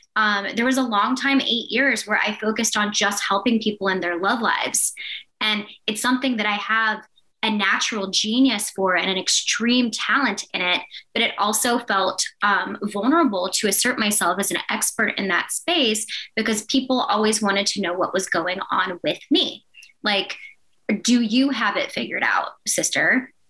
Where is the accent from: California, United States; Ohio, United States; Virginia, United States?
Virginia, United States; Blacksburg; my hometown, Blacksburg, Virginia.